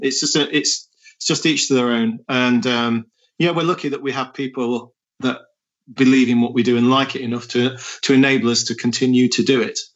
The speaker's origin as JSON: {"language": "English", "town": "Nottingham", "region": "East Midlands", "country": "United Kingdom", "tie": "born or raised there", "said": "I was born in Nottingham in the Midlands and my father was a, a carpenter"}